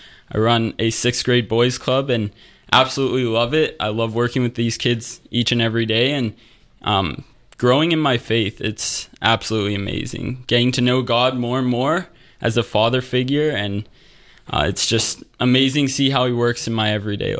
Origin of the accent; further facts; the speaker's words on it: Calgary, Alberta, Canada; I'm from Calgary, Alberta, Canada. And growing up, I was born into a very Catholic family.